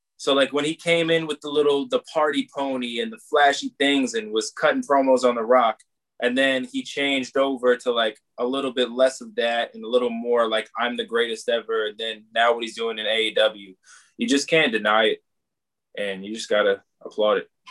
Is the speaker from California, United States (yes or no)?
no; Long Island, New York, United States; I'm from Long Island